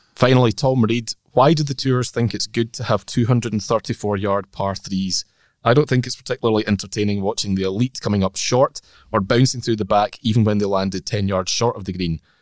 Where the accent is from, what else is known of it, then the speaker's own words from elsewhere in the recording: Orkney, Scotland, United Kingdom; I'm from Orkney